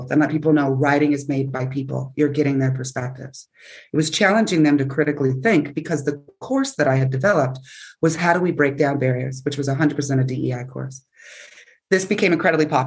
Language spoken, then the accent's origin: English; California, United States; moved away as an adult; also born or lived in Florida / Buffalo; I'm coming from California, where I'm originally from.